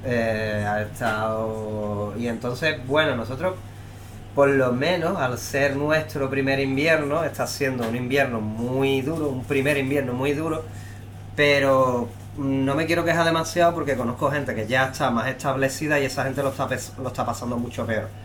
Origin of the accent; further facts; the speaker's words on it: Cádiz, Andalusia, Spain; moved away; yo que soy de Cádiz